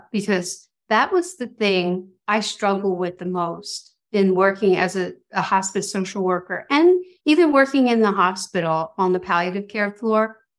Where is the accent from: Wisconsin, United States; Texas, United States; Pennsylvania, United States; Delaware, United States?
Delaware, United States; Wilmington; also born or lived in South Jersey; Well, I am originally from Wilmington, Delaware, and I moved away to South Jersey for 35 years and then recently moved back.